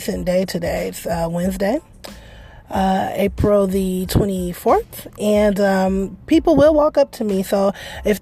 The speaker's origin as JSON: {"language": "English", "town": "Detroit", "region": "Michigan", "country": "United States", "tie": "born or raised there", "said": "I'm from Detroit. Y'all know. But I grew up in the area of Detroit."}